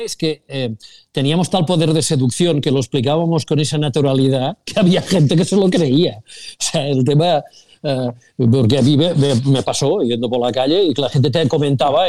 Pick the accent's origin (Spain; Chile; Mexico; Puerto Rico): Spain; Sabadell, Catalonia; los que somos de Sabadell